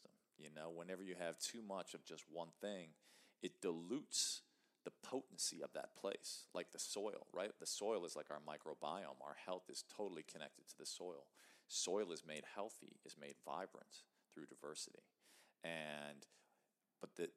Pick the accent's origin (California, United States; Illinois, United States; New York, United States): Illinois, United States; Chicago; I grew up in Chicago, in the city